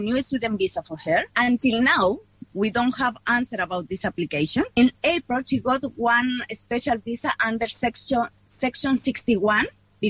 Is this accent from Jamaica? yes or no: no; Chile; moved away as an adult; now in New Zealand; We are from Chile. We moved to New Zealand in 2015